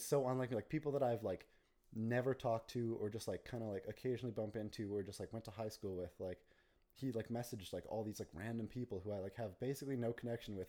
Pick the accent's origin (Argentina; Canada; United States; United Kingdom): Canada; Calgary, Alberta; I'm from Calgary